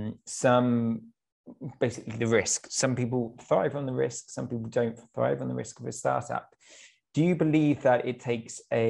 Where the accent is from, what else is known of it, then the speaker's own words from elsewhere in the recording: United Kingdom; moved away as an adult; now in Ukraine; I'm British, but obviously being in Ukraine, I've lived in Ukraine for the last few years